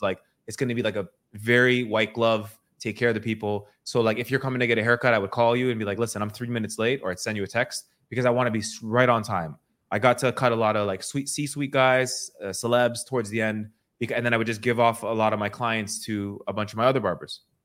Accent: Toronto, Ontario, Canada; I grew up in Toronto and I was cutting hair

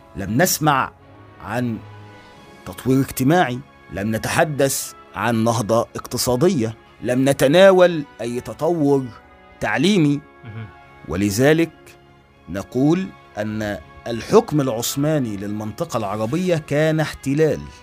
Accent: Egypt; عندنا في مصر هنا

